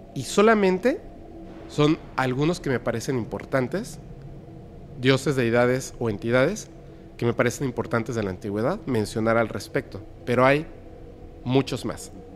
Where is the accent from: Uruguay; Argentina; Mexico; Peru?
Mexico; somos mexicanos en Yucatán